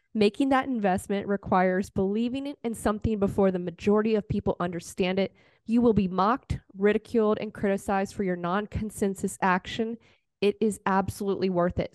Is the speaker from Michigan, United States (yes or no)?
no; Virginia, United States; moved away; also born or lived in North Carolina; I'm originally from Virginia